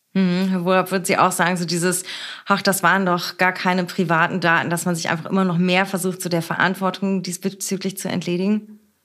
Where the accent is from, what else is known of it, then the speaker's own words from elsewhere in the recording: Berlin, Germany; aus meiner Heimatstadt und unserer schönen Hauptstadt Berlin